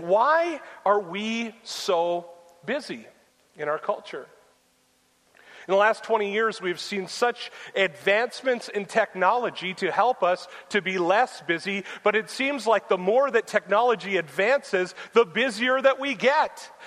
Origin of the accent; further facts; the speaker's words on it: United States; us as American Christians